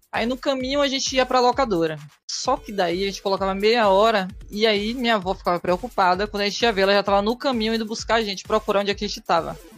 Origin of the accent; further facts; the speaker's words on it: Bahia, Brazil; Sou da Bahia